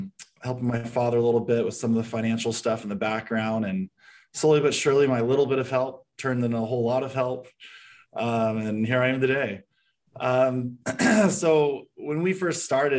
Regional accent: San Diego, California, United States; moved away as an adult; now in Phoenix, United States; I was born and raised in San Diego, moved to Phoenix about 6 years ago with my wife and 5 kids

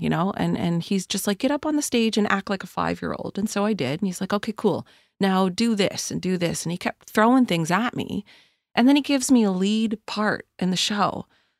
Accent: Kingston Peninsula, New Brunswick, Canada; now in Halifax, Canada; I mean, I went to school in Hampton. I grew up on the Kingston Peninsula.

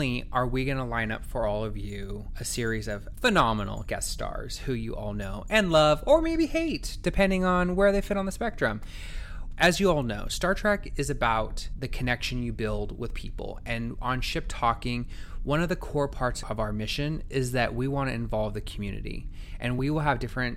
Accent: Northern California, United States; I'm from Northern California, lived in Southern California for the last 15 years, but I've actually in the meantime kind of dabbled in other parts of the country

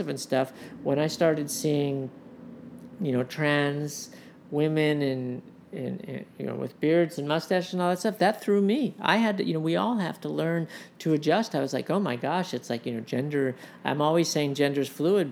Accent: United States; also born or lived in Los Angeles, California; I grew up in New York and Los Angeles

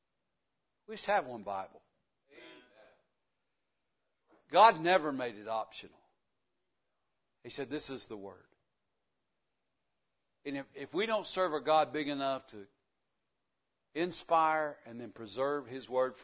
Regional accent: the South, United States; accent: country; I was born in the South and I lived it to the fullest. I didn't care anything about English anyway. We just talk country. Everybody in the South, everybody understands me.

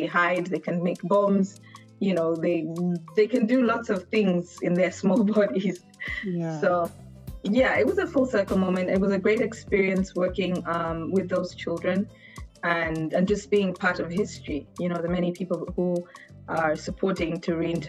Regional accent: Zambia; moved away; also born or lived in Uganda / Geneva, Switzerland; We lived in Zambia because of the political situation at the time in Uganda. So I grew up in Zambia

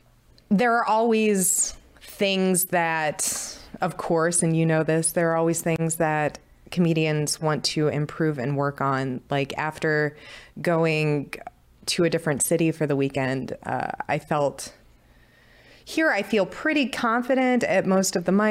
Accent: St. Louis, Missouri, United States; in just by being out of this, out of St. Louis, kind of out of my

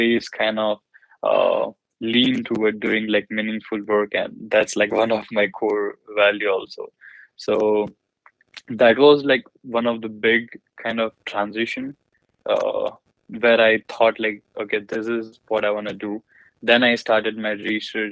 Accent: India; moved away; I grew up in India, and I'm belonging from like a small city

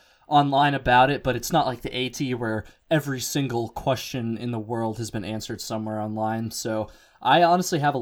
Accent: Vermont, United States; I'm from Vermont

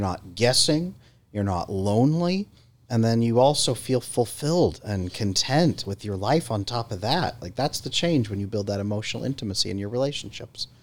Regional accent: California, United States; I grew up in California

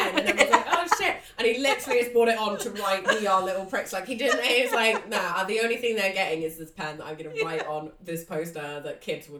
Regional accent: Watford, East of England, United Kingdom; I'm from Watford.

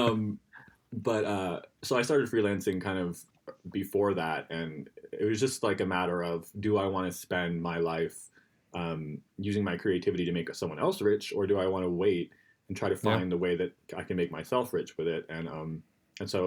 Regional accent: Florida, United States; now in New York, United States; we're from Florida and we hold on to our roots

